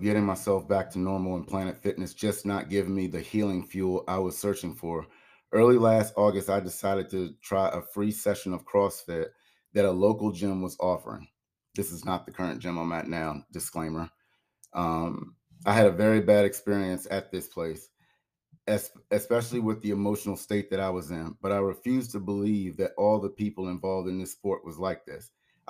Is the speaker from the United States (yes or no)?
yes; Maryland, United States; I decided to have a celebration of life for my brother Curtis back where I grew up in Maryland.